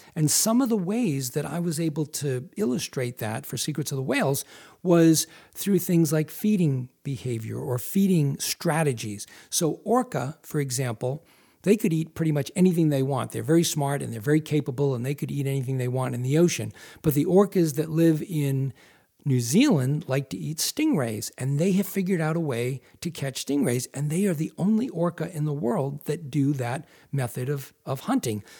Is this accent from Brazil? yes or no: no; Massachusetts, United States; moved away as an adult; now in Maine, United States; I grew up in Massachusetts, but I moved to Maine almost five years ago